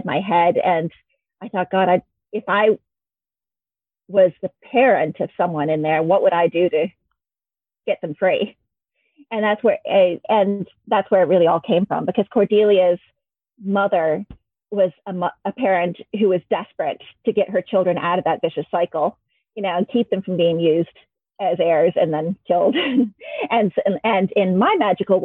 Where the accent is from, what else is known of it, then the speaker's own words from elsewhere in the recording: Michigan, United States; moved away as an adult; also born or lived in Pittsburgh / Leeds; now in Wales, United Kingdom; I grew up in Michigan in America